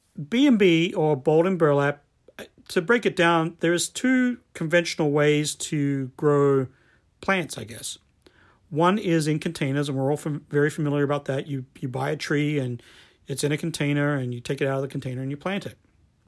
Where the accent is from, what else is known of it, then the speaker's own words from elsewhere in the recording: Australia; moved away as an adult; now in United States; I remember the first time I came to the US from Australia and I was working at a garden shop or a garden center